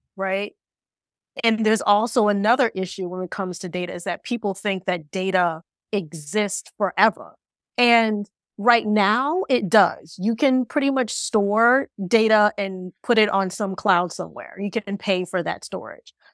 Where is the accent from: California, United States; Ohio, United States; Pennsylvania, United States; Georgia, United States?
Ohio, United States; moved away as an adult; also born or lived in New York; from Ohio like me